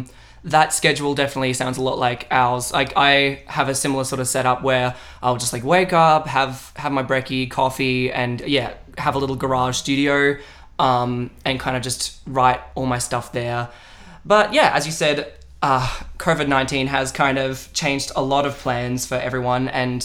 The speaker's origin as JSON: {"language": "English", "country": "Australia", "said": "we're an Australian duo."}